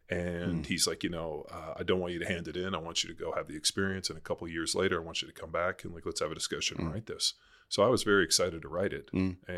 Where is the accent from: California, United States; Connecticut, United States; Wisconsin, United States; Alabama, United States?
California, United States; Yeah, I grew up in Southern California, youngest of three boys.